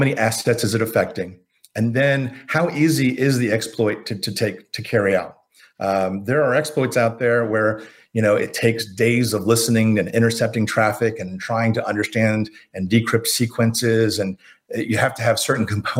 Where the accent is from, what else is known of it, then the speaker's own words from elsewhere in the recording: Florida, United States; I grew up in Florida